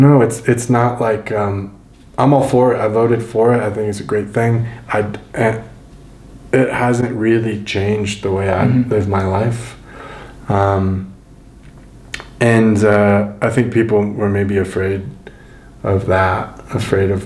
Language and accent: English; Denver, Colorado, United States; because it's my hometown. I've grown up here